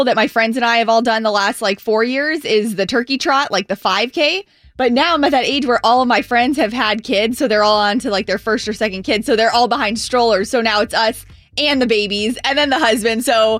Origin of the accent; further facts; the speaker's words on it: Treasure Island, Florida, United States; That's, like, where I grew up.